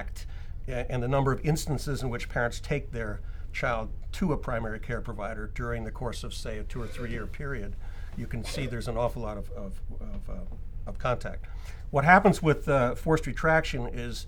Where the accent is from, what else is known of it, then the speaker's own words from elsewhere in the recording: New Zealand; now in Seattle, United States; I'm actually a New Zealander by birth